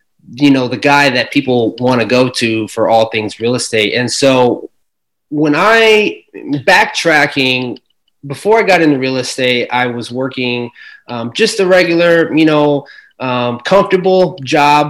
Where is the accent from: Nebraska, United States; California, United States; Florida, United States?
Nebraska, United States; Omaha; I'm from Omaha, Nebraska